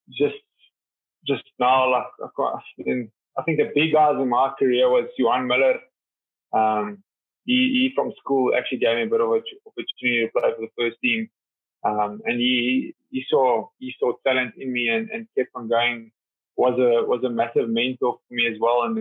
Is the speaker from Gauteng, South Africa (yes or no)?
yes; Vereeniging, Gauteng, South Africa; Yeah, yeah. Well, started there. Um, I mean, it was very nice.